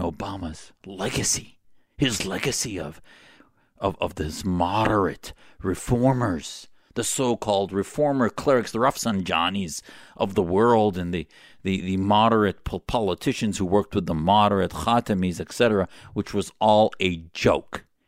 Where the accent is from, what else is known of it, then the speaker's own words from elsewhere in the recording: United States; as an American patriot